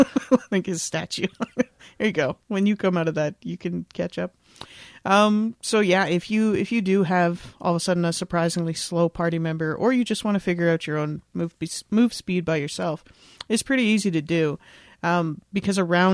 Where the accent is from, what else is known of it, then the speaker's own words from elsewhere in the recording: Canada; because I'm Canadian. So I'm mostly used to working with like kilometers and stuff.